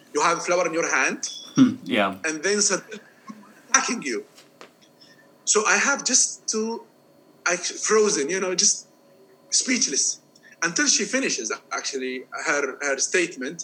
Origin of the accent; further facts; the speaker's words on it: Jordan; moved away as an adult; also born or lived in Germany / Iran; I'm from Jordan